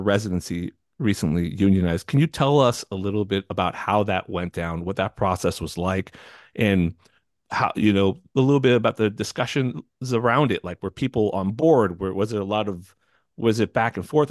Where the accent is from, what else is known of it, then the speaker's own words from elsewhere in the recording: California, United States; I'm from California